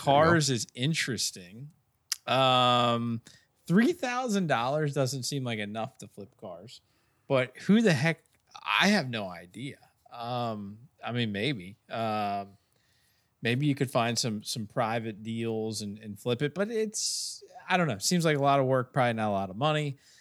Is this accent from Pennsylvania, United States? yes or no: no; Bel Air, Maryland, United States; right in my hometown, right down the street in Bel Air